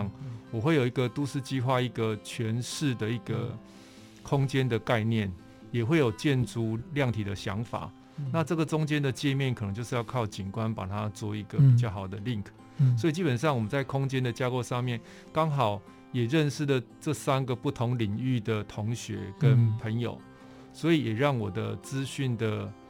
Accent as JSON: {"language": "Chinese", "region": "Pingtung County", "country": "Taiwan", "tie": "born or raised there", "also_born_or_lived": "Tainan", "said": "在屏东跟台南的生活经验。基本上，我觉得我的台语是在台南学的，嗯、然后小时候在屏东就是沙蛇溪"}